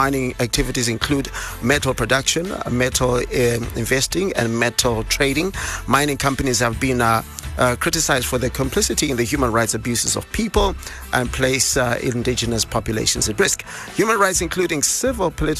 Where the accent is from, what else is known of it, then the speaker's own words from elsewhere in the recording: Bulawayo, Zimbabwe; Bulawayo 106.7, that is my hometown.